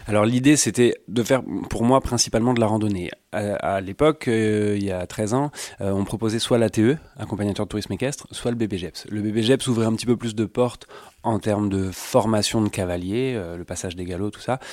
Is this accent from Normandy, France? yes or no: yes; Suisse Normande, Normandy, France; j'ai grandi en Suisse normande